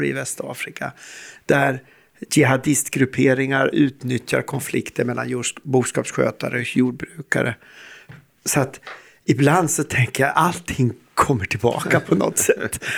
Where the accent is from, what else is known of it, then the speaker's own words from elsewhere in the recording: Sweden; vi som svenskar, vi som nordbor och vi som Uppsala forskare